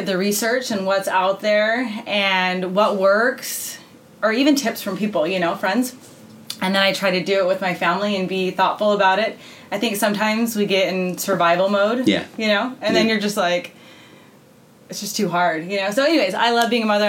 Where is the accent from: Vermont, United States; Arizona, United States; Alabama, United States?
Arizona, United States; Flagstaff; also born or lived in New Mexico / Utah; Flagstaff, Arizona, I say is home.